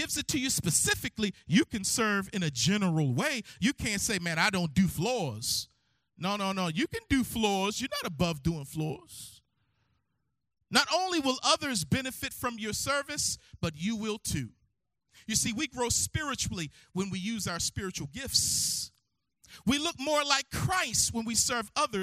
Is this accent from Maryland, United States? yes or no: yes; Baltimore, Maryland, United States; I'm from Baltimore, Maryland. And I grew up in Harold Williamson Sr.'s house